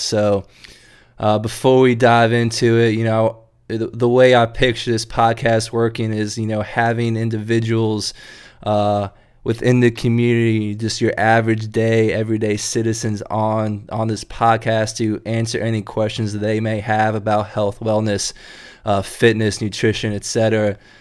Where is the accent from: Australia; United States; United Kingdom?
United States; Durham, North Carolina; moved away as an adult; also born or lived in Chapel Hill, North Carolina; now in Richmond, United States; I'm from North Carolina myself. Uh, Grew up in Durham and Chapel Hill down there